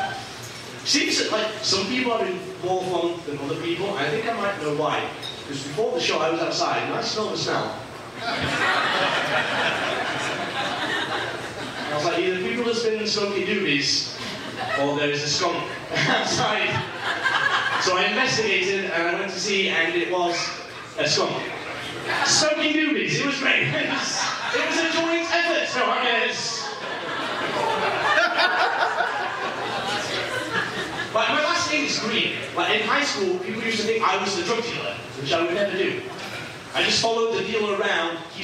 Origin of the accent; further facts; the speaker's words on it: England, United Kingdom; now in Niagara Falls, Canada; I'm from England originally. I live in Niagara Falls